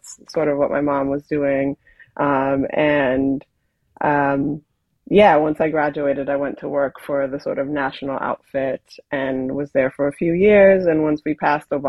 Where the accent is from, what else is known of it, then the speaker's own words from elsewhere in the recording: Boston, Massachusetts, United States; moved away as an adult; also born or lived in St. Croix, US Virgin Islands; now in London, United Kingdom; I was born in St. Croix in the Virgin Islands, but we moved to Boston